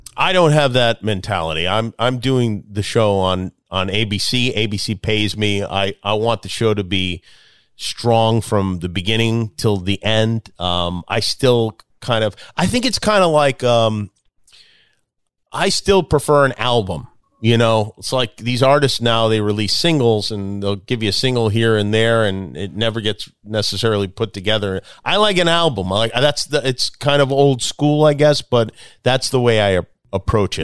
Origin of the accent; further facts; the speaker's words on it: Las Vegas, Nevada, United States; I grew up in Vegas